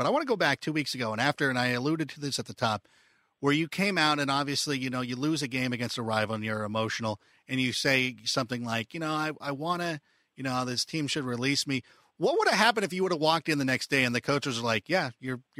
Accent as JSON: {"language": "English", "region": "Southern California", "country": "United States", "tie": "born or raised there", "said": "I grew up in Southern California and I grew up going to Los Angeles Rams games down at Anaheim Stadium."}